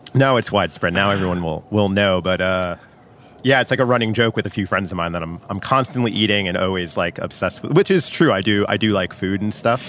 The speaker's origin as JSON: {"language": "English", "town": "New York City", "region": "New York", "country": "United States", "said": "I am a New Yorker"}